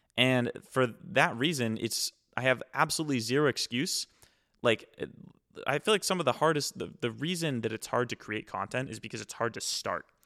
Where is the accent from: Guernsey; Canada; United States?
United States; East Coast; I'm from the East Coast